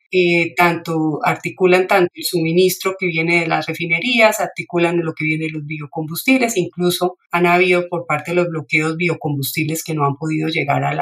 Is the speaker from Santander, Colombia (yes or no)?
yes; Bucaramanga, Santander, Colombia; soy de, soy de Bucaramanga, entonces sí me, alegra mucho poder dar esta esta entrevista para ustedes.